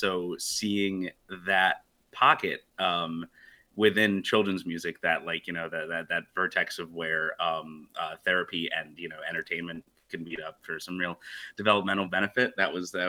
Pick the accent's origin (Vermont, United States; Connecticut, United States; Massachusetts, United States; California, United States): Vermont, United States; moved away as an adult; also born or lived in New York; I'm originally from Vermont, so we moved up here together after living in New York for a little while